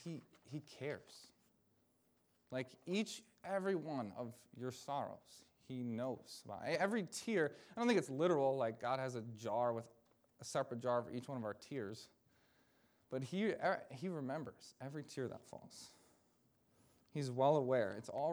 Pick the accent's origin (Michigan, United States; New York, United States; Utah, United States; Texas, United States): Michigan, United States; this was when I was in campus ministry back in my home state of Michigan